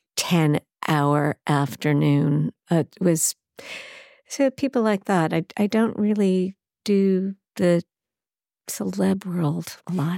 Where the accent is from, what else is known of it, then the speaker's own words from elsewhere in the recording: Baldwin, New York, United States; also born or lived in Brooklyn / Manhattan; even though I was born in Brooklyn, raised in Baldwin, Long Island